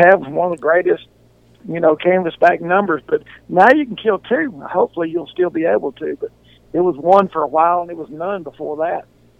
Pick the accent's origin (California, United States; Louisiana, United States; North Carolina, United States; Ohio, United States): Louisiana, United States; Dodson; I grew up Dodson. You know, that's where I started school at. But my people were pipeline welders. So I think when I was 6 months old, we lived in like eight states.